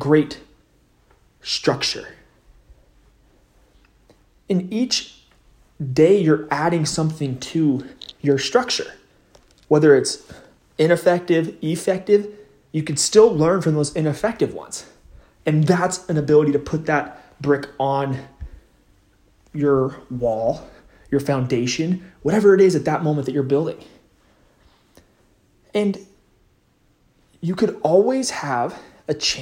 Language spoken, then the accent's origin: English; West Coast, United States; I'm from the West Coast